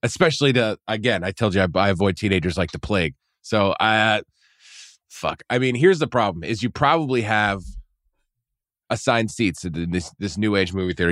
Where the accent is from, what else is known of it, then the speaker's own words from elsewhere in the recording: Poughkeepsie, New York, United States; moved away; your college town is my hometown